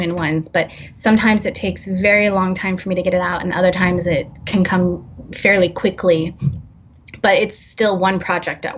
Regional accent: San Francisco Bay Area, California, United States; growing up in the San Francisco Bay Area

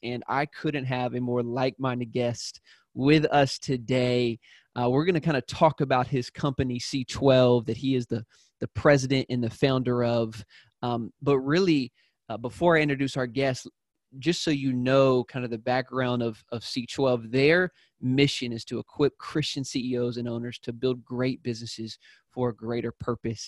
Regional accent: South Carolina, United States; I'm from South Carolina

